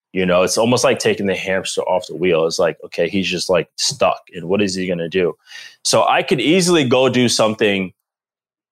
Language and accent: English; Providence, Rhode Island, United States; moved away as an adult; also born or lived in Boston / Green Bay; I grew up in Providence, Rhode Island. I am from the East Coast, born and raised